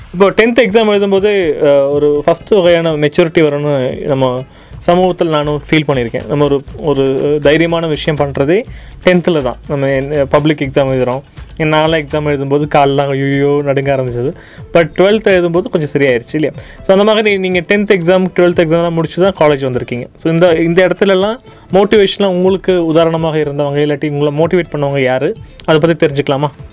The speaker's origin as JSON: {"language": "Tamil", "town": "Coimbatore", "region": "Tamil Nadu", "country": "India", "tie": "born or raised there", "said": "கோயம்புத்தூர் சார்ந்து வளர்ந்தவன்"}